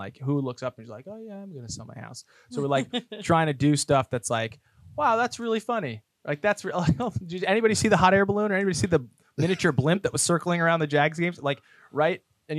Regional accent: New Jersey, United States; now in Tampa, United States; I'm just a kid from New Jersey

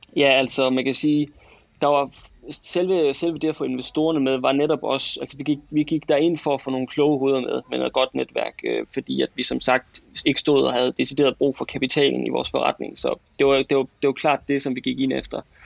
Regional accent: West Jutland, Central Denmark Region, Denmark; accent: West Jutlandic; moved away as an adult; now in Aarhus, Denmark; er født og opvokset i det mørke Vestjylland, øh, helt ude tæt ved Vesterhavet

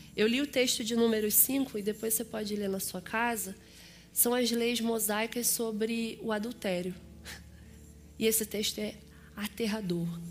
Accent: Rio de Janeiro, Brazil; eu sou carioca. Vocês devem ter reparado que o meu sotaque é diferenciado

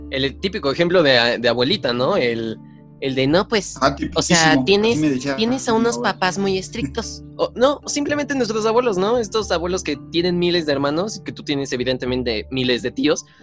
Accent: Tultepec, State of Mexico, Mexico; yo, crecí en Tultepec y pues veo explosiones todo el tiempo.

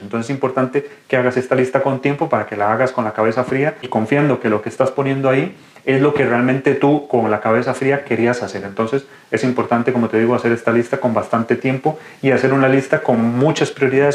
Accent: Costa Rica; moved away as an adult; now in Spain; soy médico de Costa Rica, actualmente residente de quinto año de urología aquí en España

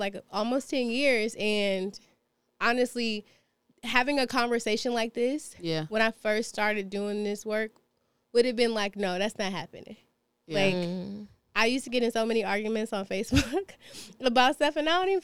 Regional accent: United States; we are as American, Black Americans are as American as it comes

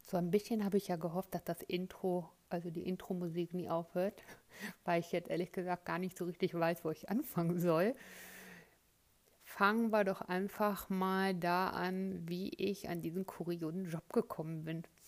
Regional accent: Cologne, North Rhine-Westphalia, Germany; moved away as an adult; also born or lived in Florence, Italy; gebürtige Kölnerin, habe dort auch die Ausbildung zum bekleidungstechnischen Assistenten absolviert

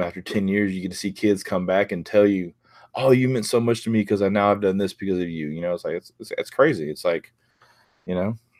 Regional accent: near Houston, Texas, United States; now in Pearland, United States; it's about thirty minutes from where I grew up

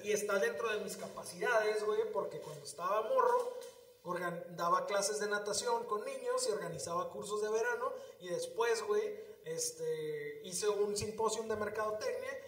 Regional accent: Tijuana, Baja California, Mexico; somos muy californianos, güey, los tijuanenses o los de aquí de la región

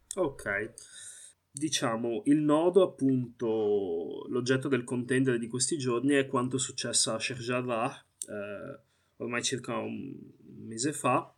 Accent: Italy; sono nato qui, i miei genitori sono insomma arrivati in Italia negli anni 80

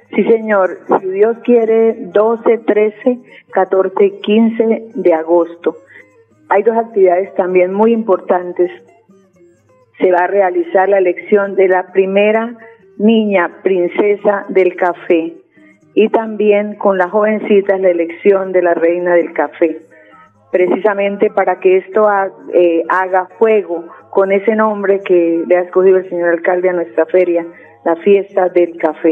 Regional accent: Tona, Santander, Colombia

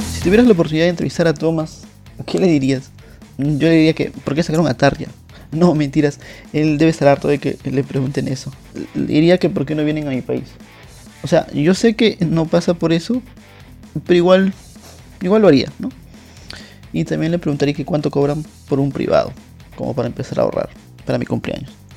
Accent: Peru; soy peruano

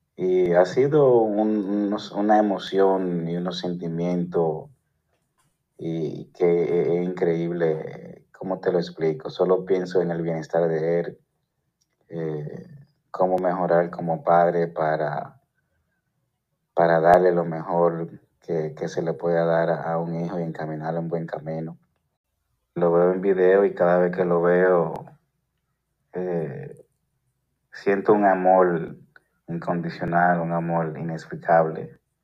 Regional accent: Santo Domingo, Distrito Nacional, Dominican Republic; soy de Santo Domingo

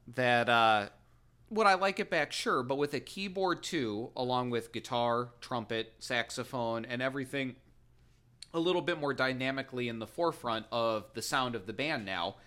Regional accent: Pinckney, Michigan, United States; moved away; the house that I grew up in in Pinckney

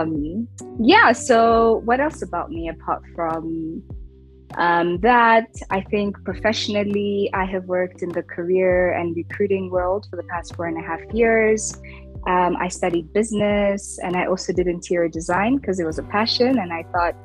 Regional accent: Rwanda; also born or lived in United States; I'm also African, I'm also a woman, I'm also from Rwanda.

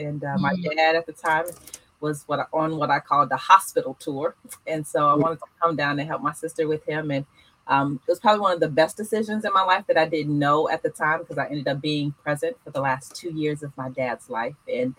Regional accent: Markham, Illinois, United States; moved away; I am originally from, I was born and raised in Markham, Illinois, which is a south suburb of Chicago.

